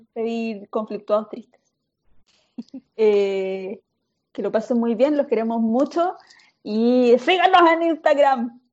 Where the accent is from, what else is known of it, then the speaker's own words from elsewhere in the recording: Chile; soy chilena, soy muy chilena